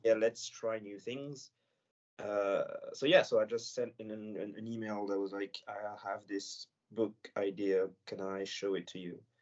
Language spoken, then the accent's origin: English; Senegal; first language French; English is a second language; now in France; I live in France and I grew up in Senegal